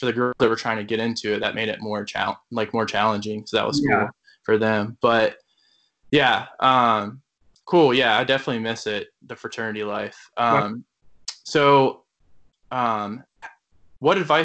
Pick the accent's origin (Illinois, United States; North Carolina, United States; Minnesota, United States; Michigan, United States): North Carolina, United States; Charlotte; also born or lived in Asheville; I'm from Charlotte